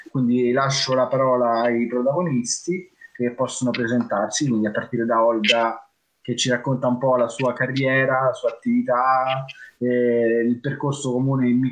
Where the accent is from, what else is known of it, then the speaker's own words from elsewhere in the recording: Ascoli Piceno, Marche, Italy; sono di Ascoli Piceno, 36 anni